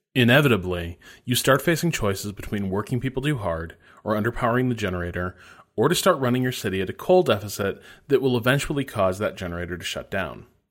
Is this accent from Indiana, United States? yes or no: yes; Northwest Indiana, United States; I grew up in Northwest Indiana, which is really different from the rest of Indiana